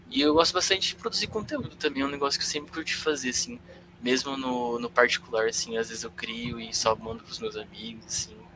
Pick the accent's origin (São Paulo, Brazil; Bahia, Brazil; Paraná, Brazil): Paraná, Brazil; Londrina; né, eu faço psicologia, como eu falei, sou de Londrina mesmo.